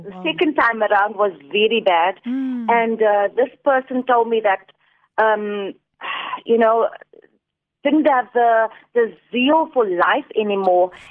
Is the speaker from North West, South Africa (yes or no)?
no; Port Elizabeth, Eastern Cape, South Africa; moved away as an adult; now in Cape Town, South Africa; I'm from Port Elizabeth